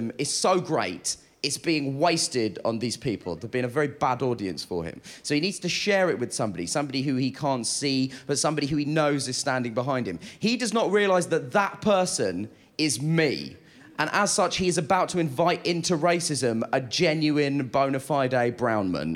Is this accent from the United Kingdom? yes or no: yes; United Kingdom; I'm a British Asian gentleman.